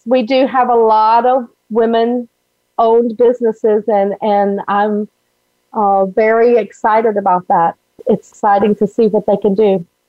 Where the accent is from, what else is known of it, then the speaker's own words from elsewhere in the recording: Alabama, United States; now in Florida, United States; I grew up in Alabama